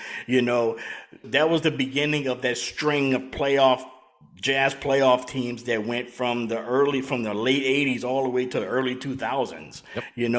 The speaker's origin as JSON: {"language": "English", "town": "New Iberia", "region": "Louisiana", "country": "United States", "tie": "born or raised there", "said": "my hometown of New Iberia, Louisiana"}